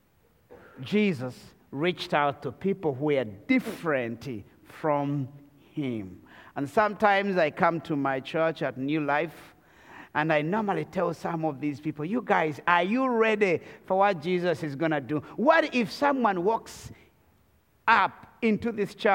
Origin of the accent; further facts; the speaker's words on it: Rwanda; I come from the Tutsi tribe of Rwanda